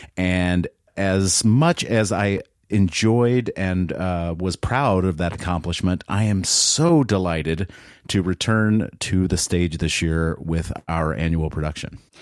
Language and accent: English; the South, United States; moved away; I grew up in the South where, uh, my extended family members told tall tales